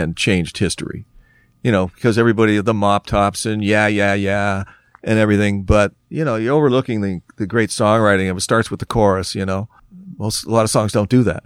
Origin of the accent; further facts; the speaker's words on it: Oakville, Ontario, Canada; we're from Oakville.